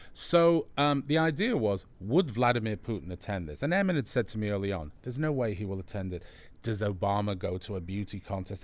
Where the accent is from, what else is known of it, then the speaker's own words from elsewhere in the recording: England, United Kingdom; I'm English